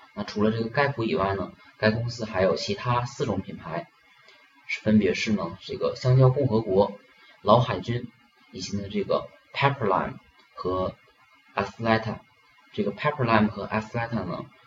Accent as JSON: {"language": "Chinese", "country": "China", "said": "我们中国人呢"}